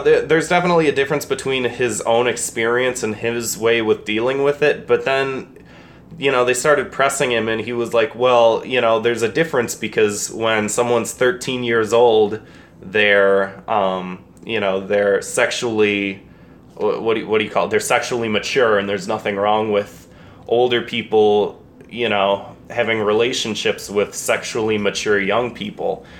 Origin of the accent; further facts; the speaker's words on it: United States; I'm an American